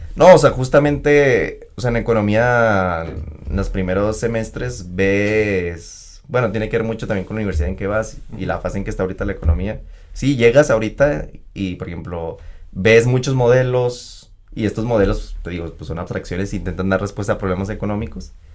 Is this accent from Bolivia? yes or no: no; Mexico; es el lugar donde primero crecí, donde nací